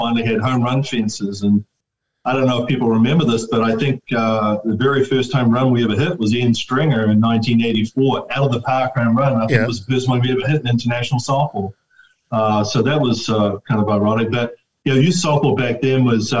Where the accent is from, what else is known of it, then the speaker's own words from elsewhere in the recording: Wellington, New Zealand; moved away as an adult; also born or lived in Bakersfield, California; now in United States; I was born in Wellington, of course, but lived in what they call Vogeltown area, which is like Brooklyn, so in the hills, and quite away from Mirama, so to speak